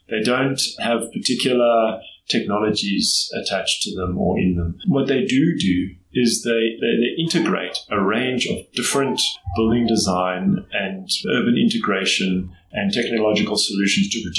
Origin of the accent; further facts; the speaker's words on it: Johannesburg, Gauteng, South Africa; I grew up in Johannesburg. I'm one of the few people who's from Johannesburg and was actually born here and grew up here.